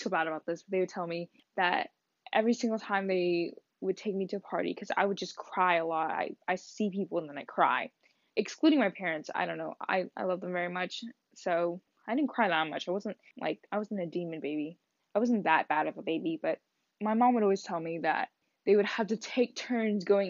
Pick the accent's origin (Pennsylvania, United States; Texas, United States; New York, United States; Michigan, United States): Texas, United States; born or raised there; first language Vietnamese; English is a second language; also born or lived in Wichita, Kansas